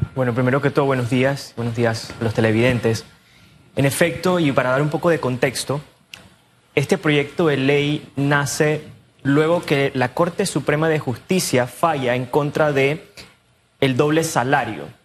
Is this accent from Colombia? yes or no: no; David, Chiriquí, Panama; moved away; yo soy de David, yo soy de Chiqui. A mí me da mucha lástima ir a mi, a mi ciudad, donde yo nací, donde crecí